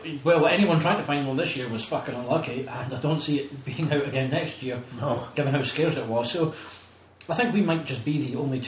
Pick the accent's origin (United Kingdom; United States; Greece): United Kingdom; Scotland; And we're tight Scottish people.